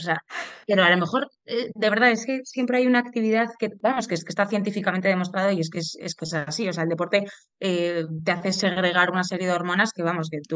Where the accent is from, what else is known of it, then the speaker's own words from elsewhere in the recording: Madrid, Community of Madrid, Spain; soy de Madrid